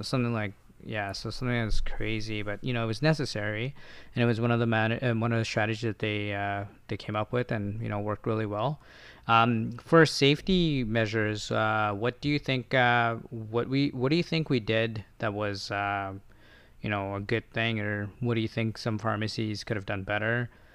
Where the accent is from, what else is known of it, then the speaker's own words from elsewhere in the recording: Ontario, Canada; moved away as an adult; now in Victoria, Canada; I'm from Ontario. I used to work as an assistant